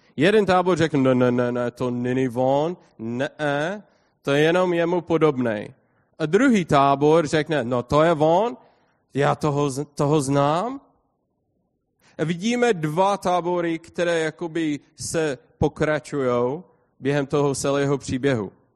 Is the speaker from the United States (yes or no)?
yes; United States; Czech is a second language; já jsem amík